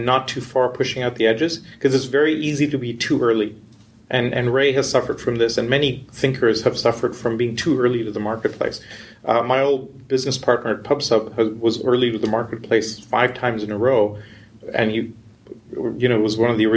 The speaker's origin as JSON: {"language": "English", "country": "India", "tie": "born or raised there", "also_born_or_lived": "Canada / Europe / New York / West Coast, United States", "moved": "yes", "lives_now": "United States", "said": "I grew up in India. I did my schooling in university in Canada"}